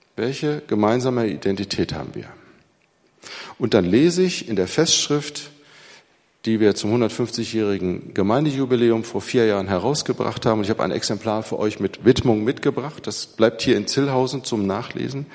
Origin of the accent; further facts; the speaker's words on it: Braunschweig, Lower Saxony, Germany; moved away as an adult; also born or lived in Göttingen / Manchester / Münster / Hamburg; aus meiner Heimatstadt, wo ich aufgewachsen bin, in Braunschweig